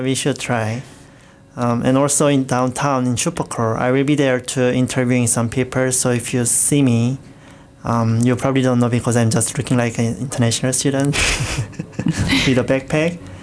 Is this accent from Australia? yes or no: no; South Korea; English is a second language; moved away as an adult; now in Hamilton, Canada; my hometown, um, which is Nassau, which is very small city